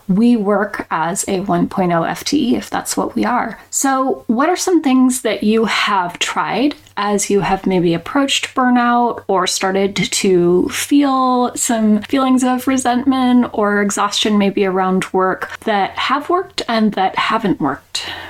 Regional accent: Portland, Oregon, United States; So I was born and raised in Portland, Oregon, a big city, and I now live in a small town in southern Oregon near the California border

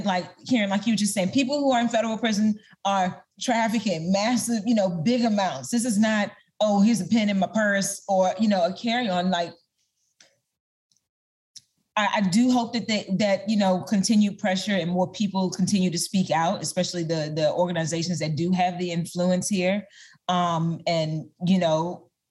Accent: Maryland, United States; moved away; I recently moved back to Maryland, my hometown.

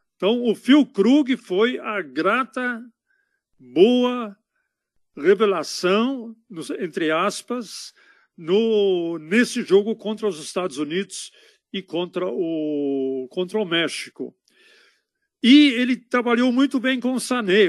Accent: Berlin, Germany; now in São Paulo, Brazil; Prenzlauer Berg, é lá em Berlim. Prenzlauer Berg, na época que eu nasci lá

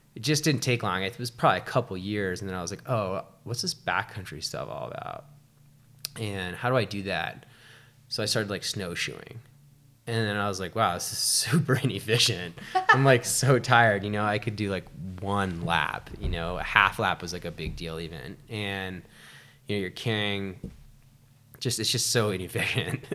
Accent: Shelburne, Vermont, United States; moved away as an adult; also born or lived in China; now in Lake Tahoe, United States; I grew up in Shelburne

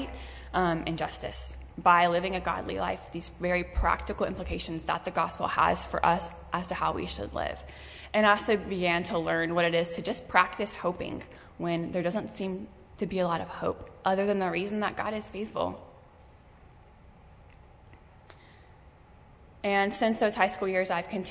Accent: York, South Carolina, United States; I'm from York, South Carolina, so not too far. I grew up in the upstate

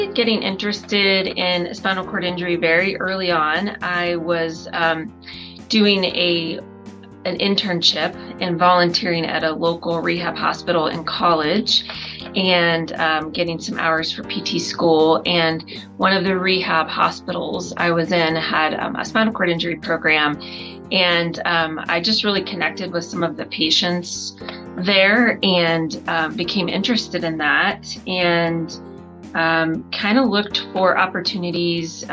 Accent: Florida, United States; moved away as an adult; also born or lived in Birmingham, Alabama; now in Denver, United States; I am originally from Florida.

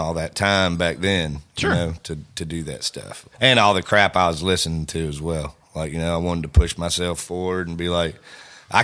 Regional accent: the South, United States; we are from the South

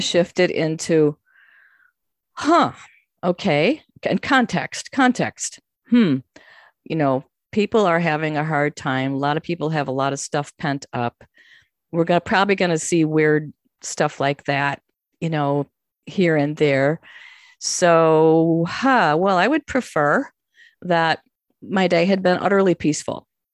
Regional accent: Chicago, Illinois, United States; I'm from Chicago, you know, and, um, you, I have a certain, like, I'm not going to be scared of people in the city attitude.

